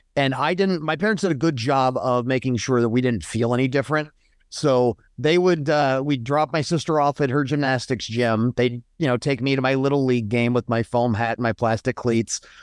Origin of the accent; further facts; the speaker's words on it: Colorado Springs, Colorado, United States; I grew up in Colorado, in Colorado Springs for the most part.